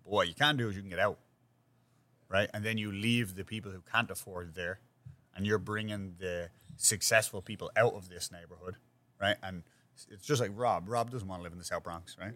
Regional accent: Dublin, Leinster, Ireland; now in New York, United States; where I grew up is the same thing, but except we had a much greater extensive community when I grew up in Ireland

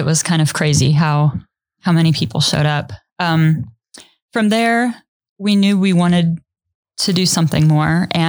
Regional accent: Treynor, Iowa, United States; I grew up in Trainer, Iowa, and now I live in Trainer, Iowa. That's where we're raising our kids.

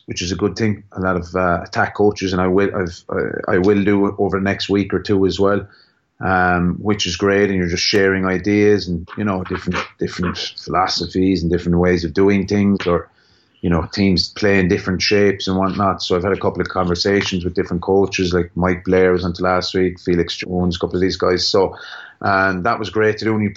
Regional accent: Limerick, Munster, Ireland; accent: Limerick; my Limerick accent

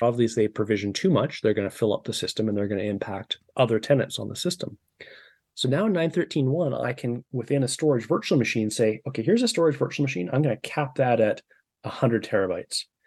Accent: Victoria, British Columbia, Canada; my house here in Victoria, B C

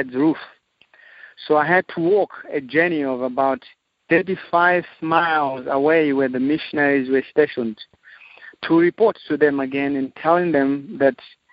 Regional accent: Zimbabwe; now in Zambia; I am from Zimbabwe, Southern Africa. I was born and raised in Africa

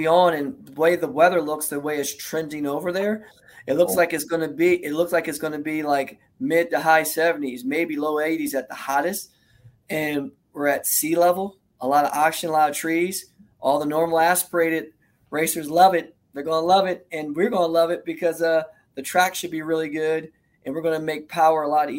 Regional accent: New Jersey, United States; I'm a Jersey boy

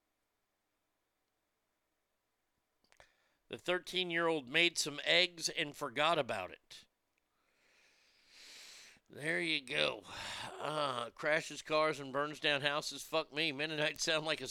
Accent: Texas, United States; my home state of Texas

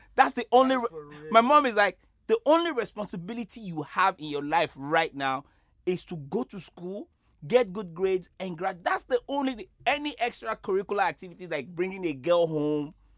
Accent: Nigeria; moved away; growing up in Nigeria

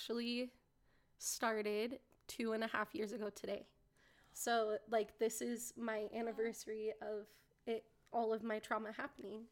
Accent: Salt Lake City, Utah, United States; I'm from Salt Lake

